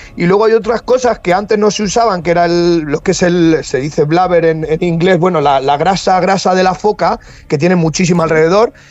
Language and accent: Spanish; Castilla-La Mancha, Spain; moved away; also born or lived in the Arctic; como decimos en, La Mancha